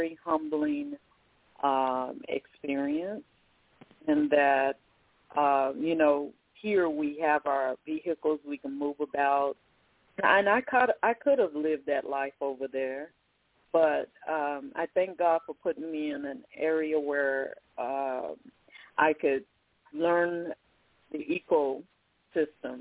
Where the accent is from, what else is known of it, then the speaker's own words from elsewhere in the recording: Oklahoma, United States; moved away; also born or lived in Irving, Texas; I started out in Irving, Texas, but I grew up in Oklahoma